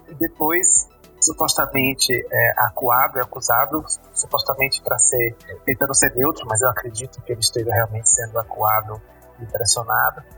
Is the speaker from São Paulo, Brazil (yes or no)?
no; Alagoinhas, Bahia, Brazil; moved away as an adult; now in Belo Horizonte, Brazil; eu sou de Alagoinhas, a cidade onde nasceu Jean Willis